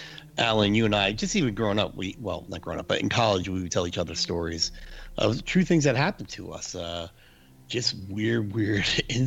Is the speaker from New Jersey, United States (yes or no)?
yes; New Jersey, United States; I grew up in New Jersey